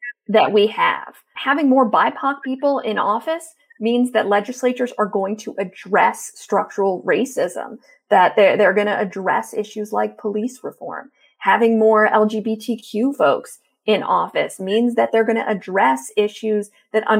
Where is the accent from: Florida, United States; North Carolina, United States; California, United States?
Florida, United States; my home state of Florida, where I was raised